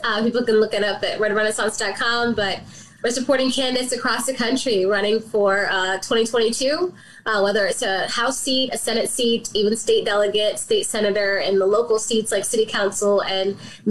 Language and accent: English; Southern Maryland, United States; now in Baltimore, United States; I grew up in Southern Maryland. I moved to Baltimore about 10, 11 years ago.